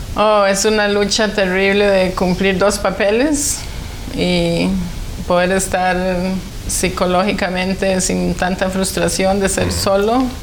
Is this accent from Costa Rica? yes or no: yes; San José, Costa Rica; yo nací en San José, Costa Rica y somos siete hermanos. Yo soy la número tres y crecí